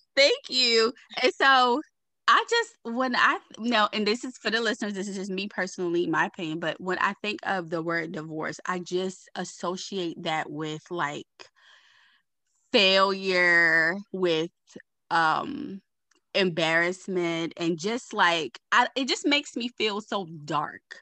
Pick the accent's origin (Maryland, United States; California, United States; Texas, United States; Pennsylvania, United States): Maryland, United States; Baltimore; I'm from Baltimore.